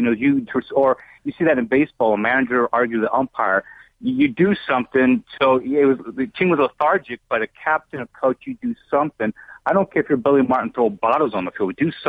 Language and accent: English; Brazil; also born or lived in Argentina; My dad was in the Navy, so I grew up in Brazil and Argentina.